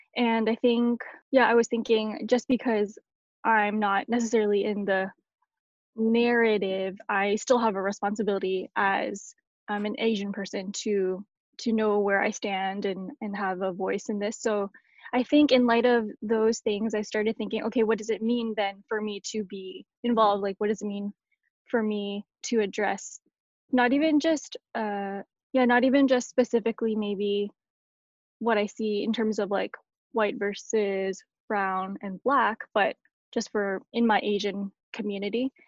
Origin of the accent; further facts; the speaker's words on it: Canada; I'm Canadian